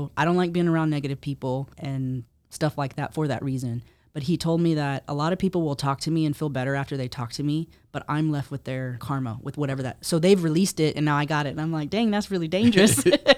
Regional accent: Texas, United States; I was born and raised in Texas. So okay, Texas is my Texas you know. Is my real home.

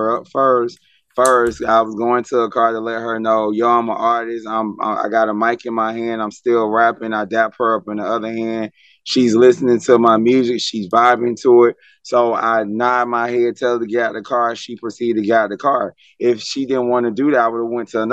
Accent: South Carolina, United States; moved away as an adult; now in Atlanta, United States; I'm from South Carolina. I'm from Pinehurst Park, 803 Metro

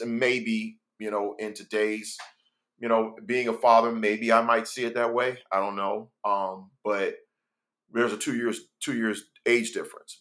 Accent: Miami, Florida, United States; also born or lived in Gainesville, Florida; growing up in Miami, Florida

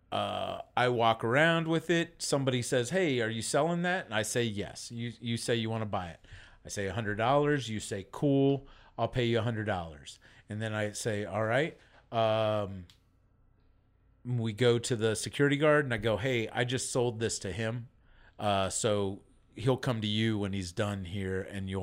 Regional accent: Burke, Virginia, United States; moved away; I'm from Northern Virginia

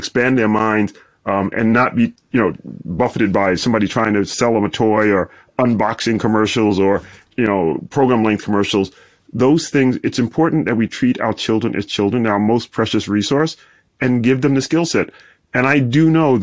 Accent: Brooklyn, New York, United States; moved away as an adult; also born or lived in Midwest / Washington, D.C. / Stanford; So in my hometown of Brooklyn, literally one out of five households in where I grew up didn't have a telephone in the 1980s

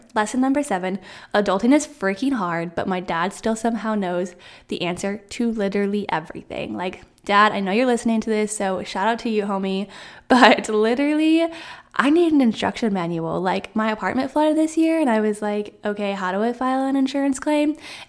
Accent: Iowa, United States; moved away as an adult; And if you didn't know, I'm from Central Iowa. That's where I was born and raised, where I went to school. And then right after graduation, I said, hey, I'm going to move out of state.

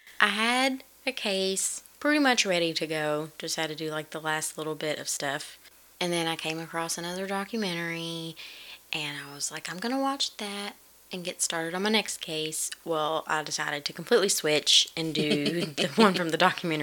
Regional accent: United States; because I'm American

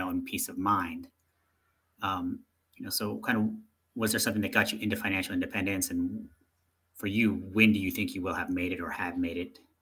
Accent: United States; moved away; being an American

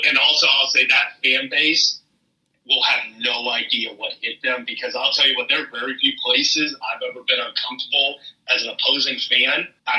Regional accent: Midwest, United States; I'm a Midwesterner, I'm a diehard Cleveland sports fan.

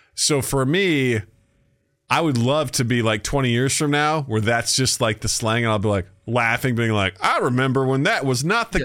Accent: United States

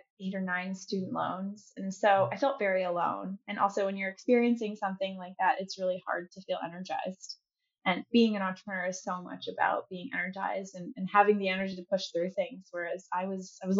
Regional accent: Chicago, Illinois, United States; moved away as an adult; also born or lived in North Carolina; now in San Francisco, United States; I'm from Chicago. I love the Midwest, although I've been in San Francisco for about 6 years now.

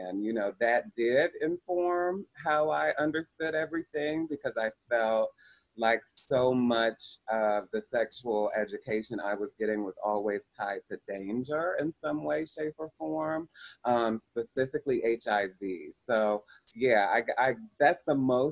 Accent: Columbus, Ohio, United States; I grew up in Columbus, Ohio

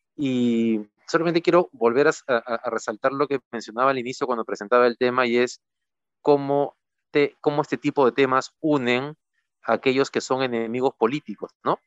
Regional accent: Peru

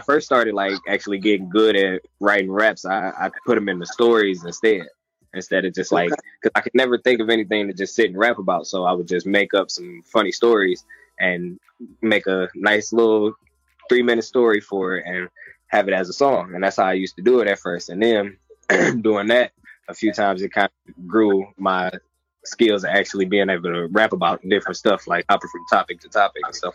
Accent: Detroit, Michigan, United States; I'm from Detroit. I grew up on the east side

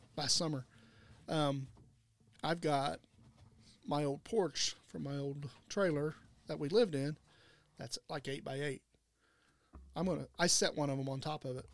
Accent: United States; I'm from Wayne County

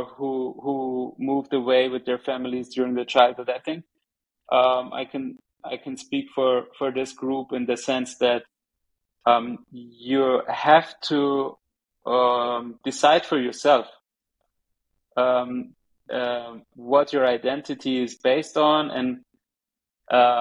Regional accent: Germany; English is a second language; also born or lived in Tehran, Iran; the first part of my life growing up in Germany was close to my aunt here

